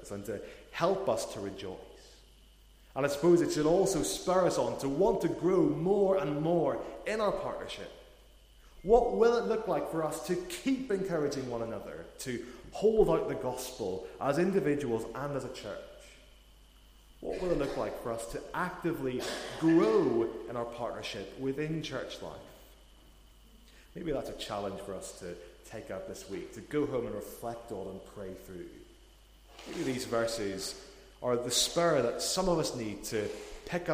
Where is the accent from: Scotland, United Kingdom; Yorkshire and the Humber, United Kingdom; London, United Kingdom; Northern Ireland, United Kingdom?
Northern Ireland, United Kingdom; Portadown; moved away as an adult; also born or lived in Newcastle; I'm originally from Northern Ireland. I'm from a town called Portadown